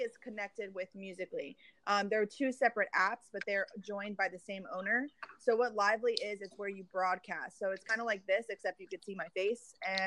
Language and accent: English; Miami, Florida, United States; now in Dallas, United States; I'm from Miami area, but I live in Dallas, Texas.